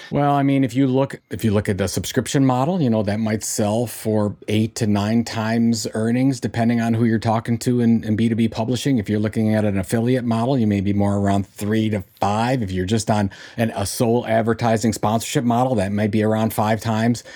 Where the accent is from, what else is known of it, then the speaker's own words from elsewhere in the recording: Cleveland, Ohio, United States; in Cleveland, in Cleveland, Ohio. That's my hometown